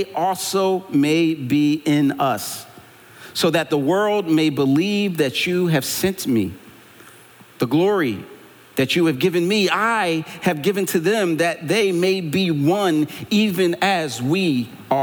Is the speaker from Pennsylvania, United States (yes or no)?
yes; Philadelphia, Pennsylvania, United States; I'm from Philly